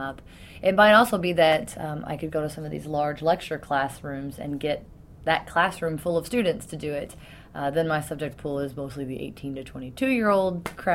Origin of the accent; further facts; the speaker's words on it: Louisville, Kentucky, United States; moved away as an adult; also born or lived in Indiana; I'm from Louisville originally